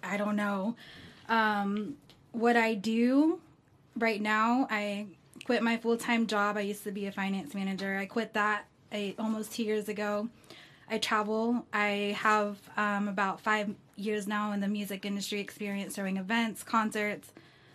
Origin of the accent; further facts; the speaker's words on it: Bedford, Texas, United States; also born or lived in Mexico City; I'm from Bedford. I was born here in Bedford, Texas